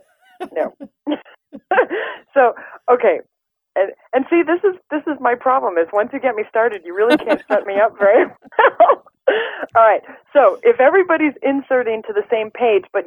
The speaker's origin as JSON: {"language": "English", "region": "Midwest", "country": "United States", "said": "I'm from the Midwest"}